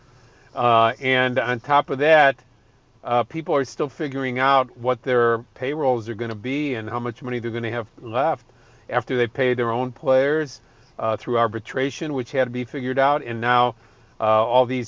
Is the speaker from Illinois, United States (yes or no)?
yes; Chicago, Illinois, United States; I'm a Chicagoan. My daughter lives in Chicago. All my friends and family live in Chicago